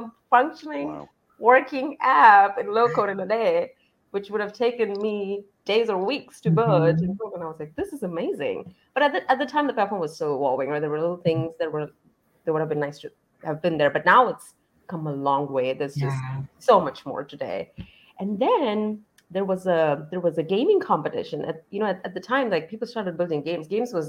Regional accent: Dallas, Texas, United States; I am from Dallas, Texas

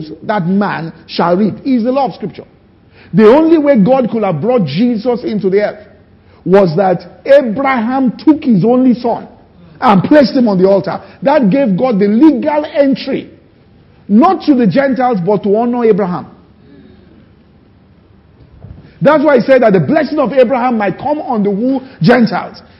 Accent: Ibadan, Oyo, Nigeria; when we're growing up in Ibadan, it was a simple city

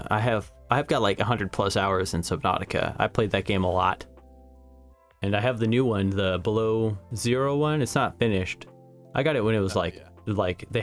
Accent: Neosho, Missouri, United States; There was this corner store when I was growing up in Neosho, Missouri called Fuller's Market

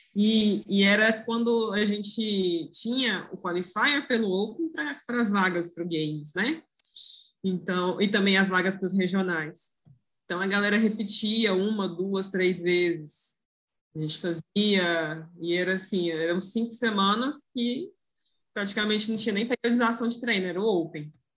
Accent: Goiânia, Goiás, Brazil; eu sou aqui de Goiânia

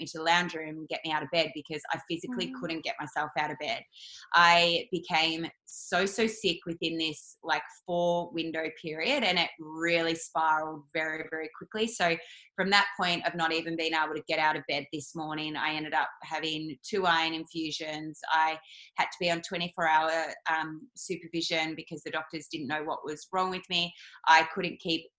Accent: Yarrawonga, Victoria, Australia; I am a country girl. So I'm from Yarrawonga, Mooala, up on the border of New South and Vic. And so growing up, I was raised in a typical, you know, meat and three veg sort of family

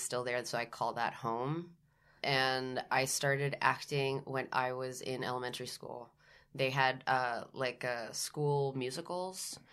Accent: San Juan, Puerto Rico; moved away as an adult; I was born and raised in San Juan, Puerto Rico. I stayed there till I was eighteen.

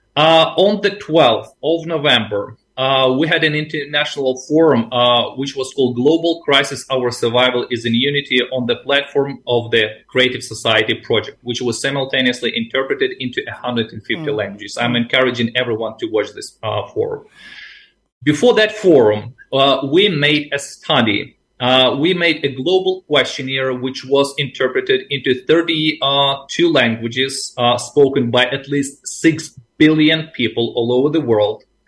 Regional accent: Ukraine; also born or lived in Asia; I am from the Ukraine

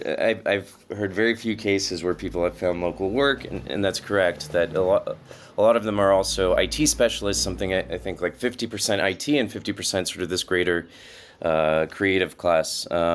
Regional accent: United States; moved away as an adult; now in Lithuania; as an American

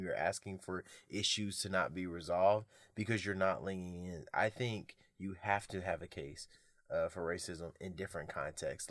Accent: United States; I am American

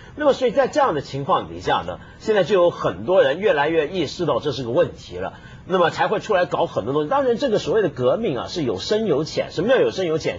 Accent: Hong Kong; 我香港人啊

